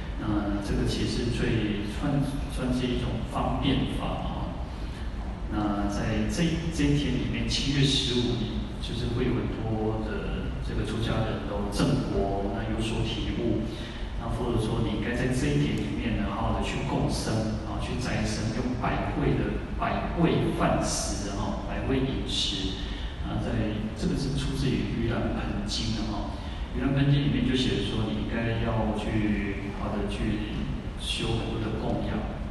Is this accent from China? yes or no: no; Taiwan; 我们台湾人就会有台湾人讲话的语调。